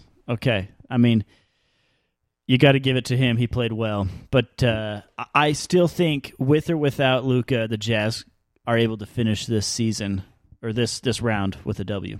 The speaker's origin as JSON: {"language": "English", "region": "Utah", "country": "United States", "said": "I'm from Utah, folks."}